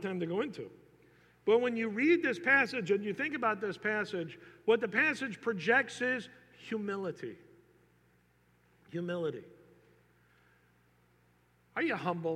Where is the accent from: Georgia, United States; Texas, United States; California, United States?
California, United States; Northern; I'm from Northern California